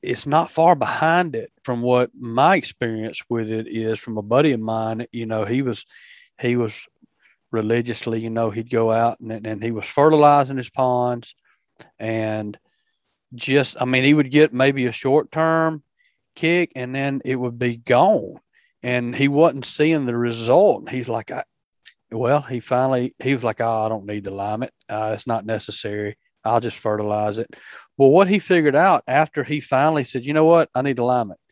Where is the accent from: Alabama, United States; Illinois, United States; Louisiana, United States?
Alabama, United States; Black Belt, West; moved away as an adult; also born or lived in Mississippi; I grew up in West Alabama in that Black Belt area, and of course lived over in Mississippi a good part of my adult life.